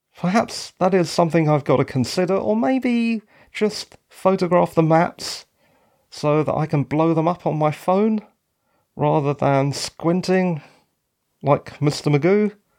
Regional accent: London, United Kingdom; moved away; I'm actually from London.

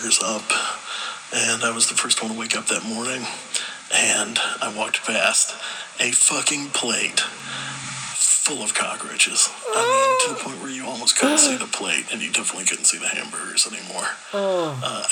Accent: Gulf Coast, Alabama, United States; growing up in Alabama, on the Gulf Coast, very swampy, lots of cockroaches everywhere

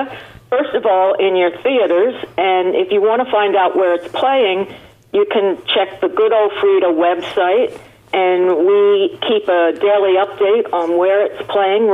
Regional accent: Ireland; I'm Irish

